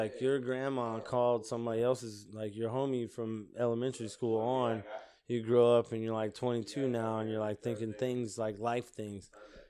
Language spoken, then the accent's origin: English; Mississippi, United States; also born or lived in Japan / Pittsburgh, Pennsylvania; I was born in Mississippi. At 2 years old, I flew to Japan. Lived there till I was 8. Then they shipped me back to Mississippi. First, I went to Pittsburgh, Pennsylvania. Then I ended up in Mississippi. But I was back in Mississippi.